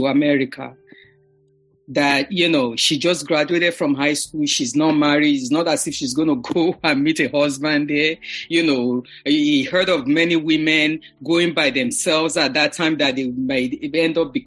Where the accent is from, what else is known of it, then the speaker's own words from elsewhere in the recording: Lagos, Nigeria; moved away as an adult; now in New York, United States; I was born and raised in Lagos and lived with my parents during the formative years